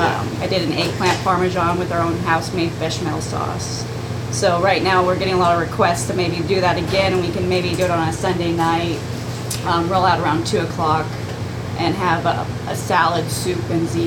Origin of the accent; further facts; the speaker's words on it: Phoenix, Arizona, United States; moved away; also born or lived in Mogollon Rim, Arizona; I'm originally from Phoenix.